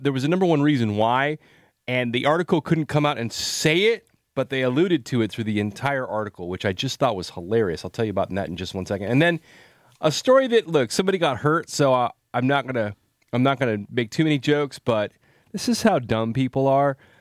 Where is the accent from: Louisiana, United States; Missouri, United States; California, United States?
California, United States; Salinas; moved away as an adult; now in San Francisco Bay Area, United States; I grew up in Salinas